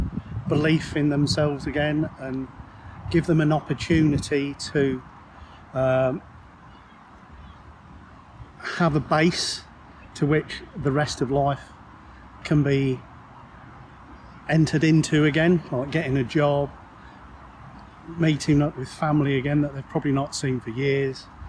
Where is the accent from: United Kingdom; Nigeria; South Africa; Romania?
United Kingdom; Peterborough, East of England; Born and bred in Peterborough.